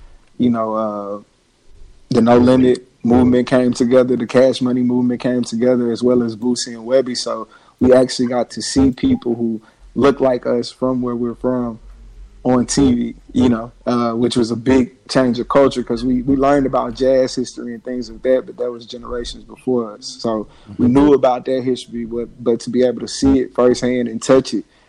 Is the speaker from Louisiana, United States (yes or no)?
yes; DeRidder, Louisiana, United States; also born or lived in Baton Rouge, Louisiana; I'm from DeRidder, Louisiana, Southwest Louisiana, born and raised in Louisiana, by way of Baton Rouge, for college